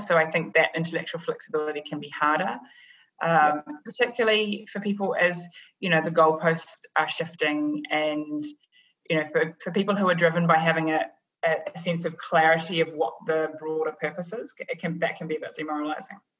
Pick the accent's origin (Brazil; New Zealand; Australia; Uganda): New Zealand; moved away as an adult; also born or lived in London; now in New York, United States; I'm originally from New Zealand